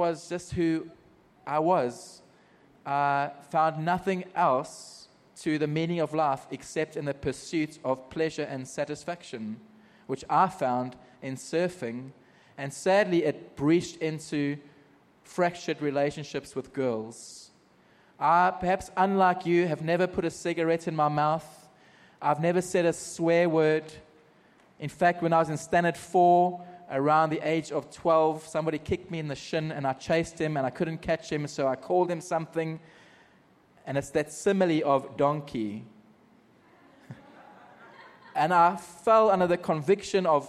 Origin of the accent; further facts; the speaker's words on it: Margate, KwaZulu-Natal, South Africa; moved away as an adult; now in Middle East; I grew up in South Africa in a small surfing community